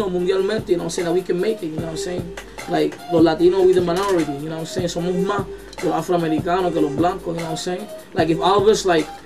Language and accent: English; New York City, New York, United States; born there; also born or lived in Puerto Rico; I was born in Washington Heights. Uh, then I moved to PR like around '89 and shit.